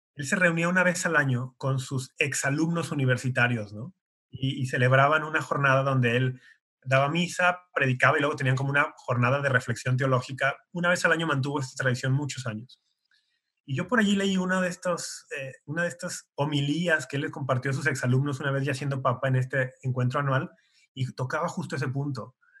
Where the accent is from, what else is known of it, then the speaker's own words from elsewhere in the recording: Guadalajara, Jalisco, Mexico; soy tapatío de Guadalajara, México